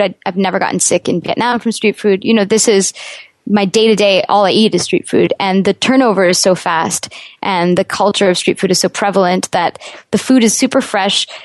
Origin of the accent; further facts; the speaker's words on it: Canada; As a Canadian